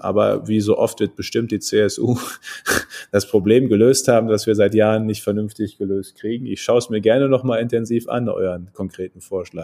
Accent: Münsterland, North Rhine-Westphalia, Germany; ich bin ja Münsterländer, bei uns ist alles flach

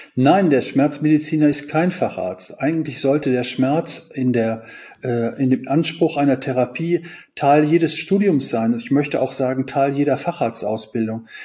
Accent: Kevelaer, North Rhine-Westphalia, Germany; Kevela ist eine Kleinstadt am Niederrhein in der, Nieder der niederländischen Grenze und ist auch mein Heimatort

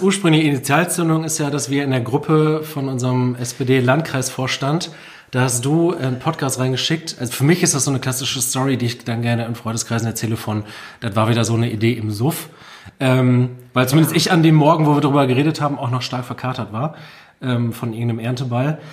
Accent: Friesoythe, Lower Saxony, Germany; also born or lived in Vechta; meine Heimatstadt Friseute

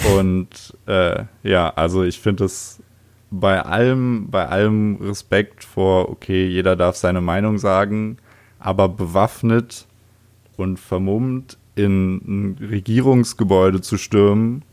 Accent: Oranienburg, Brandenburg, Germany; ich wurde im schönen Jahr 1995 im Februar in Oranienburg geboren. Geil. Das ist eine kleinere Stadt nördlich von Berlin. Mhm. Und ja, da bin ich aufgewachsen.

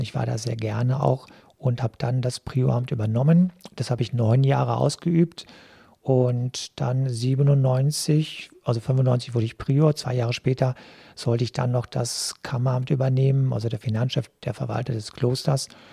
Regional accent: Selm, North Rhine-Westphalia, Germany; moved away as an adult; also born or lived in Neuss; now in Duisburg, Germany; die Gemeinde Kappenberg, wo ich groß geworden bin

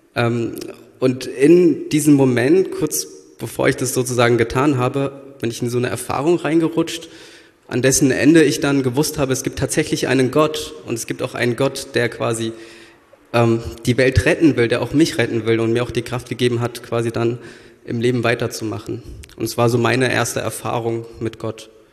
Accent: Frankfurt am Main, Hesse, Germany; moved away as an adult; now in Berlin, Germany; Ich komme äh, ursprünglich aus Frankfurt am Main und bin vor, ich glaube, acht Jahren nach Berlin gezogen

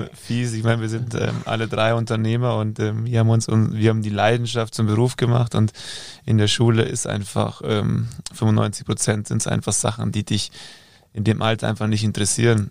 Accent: Germany; hier bei uns in Deutschland

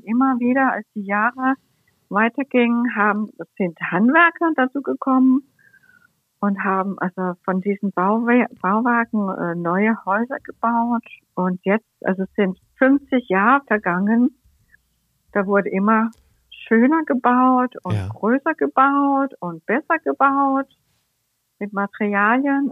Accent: Copenhagen, Capital Region of Denmark, Denmark; German is a second language; moved away as an adult; also born or lived in Cologne / Berlin; meine Lieblingsstadt, meine Heimatstadt

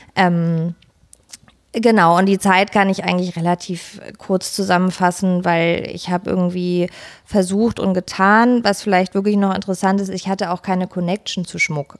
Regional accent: Pforzheim, Baden-Württemberg, Germany; moved away; also born or lived in Potsdam; ich komme ursprünglich aus Pforzheim, aus der Goldstadt Deutschlands

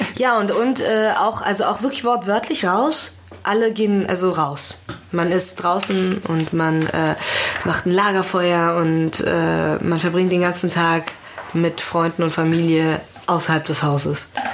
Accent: Frankfurt, Hesse, Germany; also born or lived in Iran; im Raum Frankfurt zum Beispiel, wo ich aufgewachsen bin

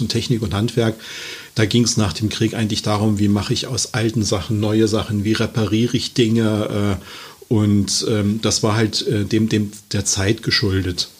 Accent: Halle, Saxony-Anhalt, Germany; ich bin ähm, gebürtiger Sachsen-Anhaltiner, äh, Halle an der Saale und äh, habe dort halt meine Ausbildung ganz klassisch genossen

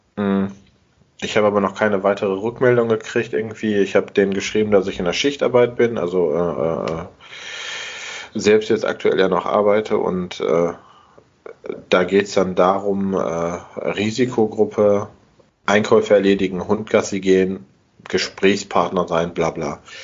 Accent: Essen, North Rhine-Westphalia, Germany; ich komme aus Altenessen

